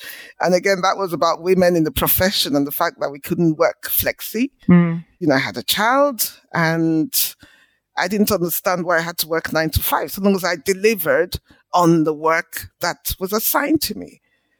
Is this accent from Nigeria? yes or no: yes; Port Harcourt, Rivers State, Nigeria; I was born in Nigeria in the 60s, went to school in Nigeria. All of my early education was in Port Harcourt, which is in the southern part of the country.